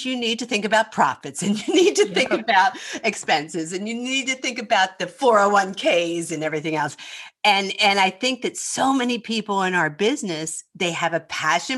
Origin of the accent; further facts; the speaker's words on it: Philadelphia, Pennsylvania, United States; accent: Northeast; moved away; I'm from Philadelphia